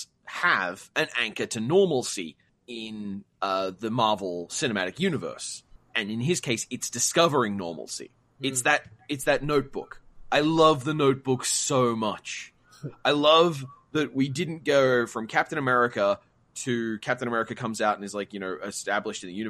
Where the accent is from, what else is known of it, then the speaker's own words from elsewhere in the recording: Australia; I'm Australian